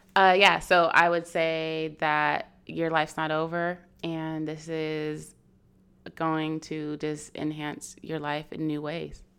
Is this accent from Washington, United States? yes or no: yes; Seattle, Washington, United States; moved away as an adult; now in San Diego, United States; born here, then I was pretty much raised in Seattle, Washington, or outside of Seattle, Washington.